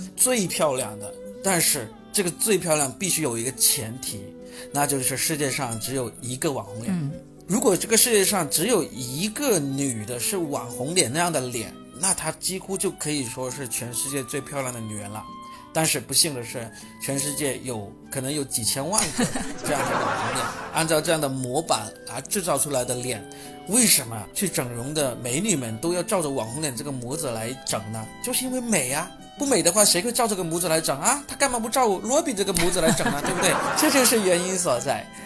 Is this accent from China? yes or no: yes; Shenzhen, Guangdong, China; 只有我们深圳人才是在认真地防疫